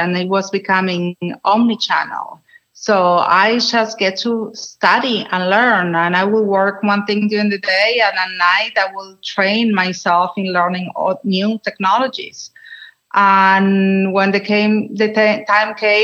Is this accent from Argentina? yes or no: yes; Argentina; English is a second language; moved away as an adult; now in Los Angeles, United States; I'm from Argentina originally